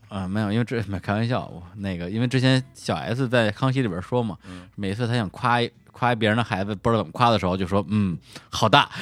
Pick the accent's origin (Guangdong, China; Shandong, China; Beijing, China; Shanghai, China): Beijing, China; Mentougou; accent: Zhaitang dialect; 其实不是门头沟话，是门头沟窄汤话